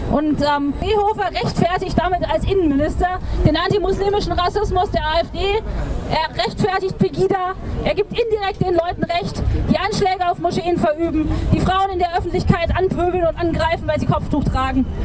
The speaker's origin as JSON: {"language": "German", "town": "Aleppo", "region": "Aleppo Governorate", "country": "Syria", "moved": "yes", "lives_now": "Freiburg, Germany", "said": "Ich komme aus Syrien, aus Aleppo. Ich bin richtig dankbar, dass meine Familie und ich einen, hier in Freiburg einen sicheren Platz gefunden"}